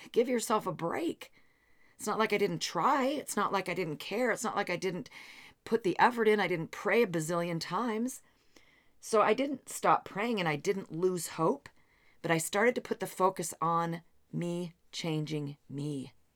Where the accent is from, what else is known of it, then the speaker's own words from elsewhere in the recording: Seattle, Washington, United States; also born or lived in Bellevue, Washington; I come from the Seattle area